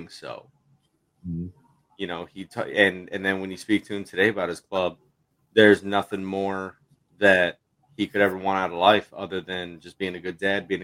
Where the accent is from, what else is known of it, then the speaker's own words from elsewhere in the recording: Southern California, United States; moved away; I come from Southern California